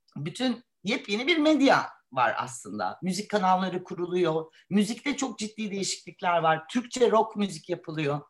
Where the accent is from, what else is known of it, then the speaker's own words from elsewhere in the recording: Istanbul, Turkey; Ben e, bir İstanbulluyum. E, burada okudum.